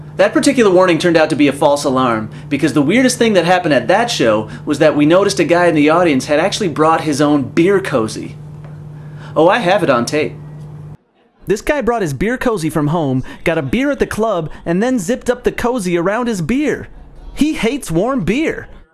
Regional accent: near Chicago, Illinois, United States; moved away; I grew up near Chicago, so it's always fun to go back to the homeland

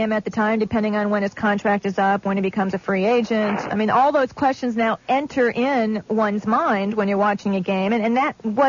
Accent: Cleveland, Ohio, United States; I grew up in Cleveland, and so I'm very familiar with Higbee's and Public Square.

